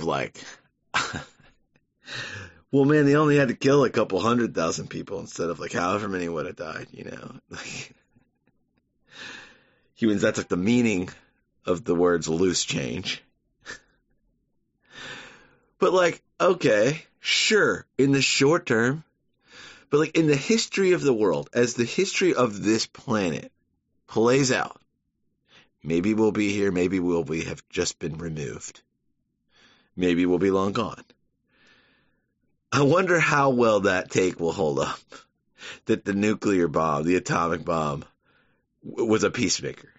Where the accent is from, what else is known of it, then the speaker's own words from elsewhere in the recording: Savannah, Georgia, United States; moved away; growing up in Savannah